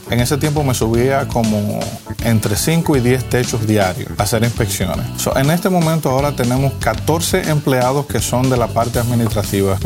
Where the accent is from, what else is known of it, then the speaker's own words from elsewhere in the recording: Dominican Republic; moved away as an adult; also born or lived in Michigan / Florida; now in United States; En la República Dominicana, que es de donde yo soy